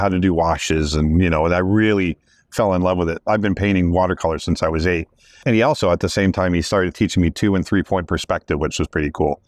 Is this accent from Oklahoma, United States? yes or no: no; the Everglades, Florida, United States; I grew up out in the Everglades in the little trailer